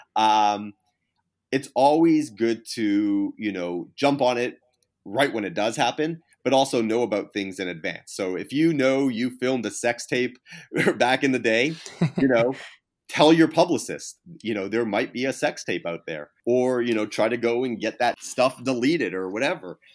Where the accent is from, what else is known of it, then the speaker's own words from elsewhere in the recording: Canada; moved away; I'm Canadian to begin with. Uh, you know, I was born in Canada to begin with.